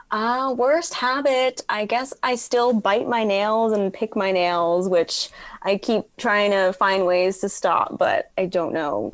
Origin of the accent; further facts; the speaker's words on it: Toronto, Ontario, Canada; growing up in Toronto